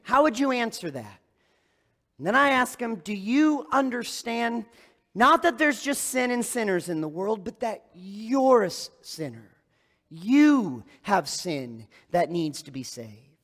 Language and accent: English; East Lansing, Michigan, United States; moved away; I grew up in East Lansing, Michigan